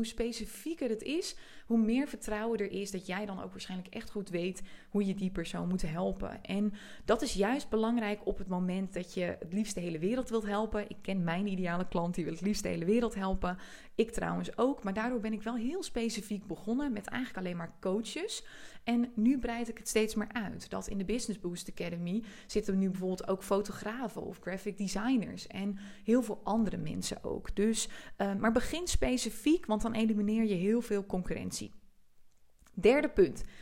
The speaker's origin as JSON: {"language": "Dutch", "region": "Friesland", "country": "Netherlands", "said": "ik kom uit Friesland oorspronkelijk en ik trek heel veel mensen aan die ook uit Friesland komen of ook uit een klein dorp"}